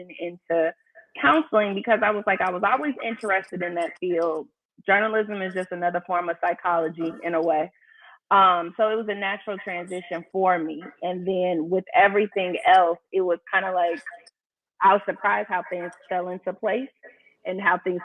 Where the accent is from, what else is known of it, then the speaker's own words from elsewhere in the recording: Chicago, Illinois, United States; now in Atlanta, United States; I'm from Chicago